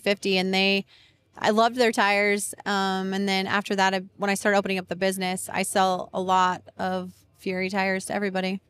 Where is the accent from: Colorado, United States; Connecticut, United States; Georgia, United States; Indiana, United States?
Colorado, United States; moved away as an adult; now in Florida, United States; I'm actually from Colorado